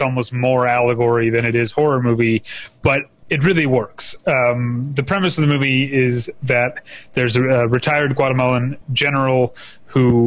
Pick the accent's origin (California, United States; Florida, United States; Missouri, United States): Missouri, United States; St. Louis; I'm from St. Louis, which is where, you know, it's a drinking town with a baseball problem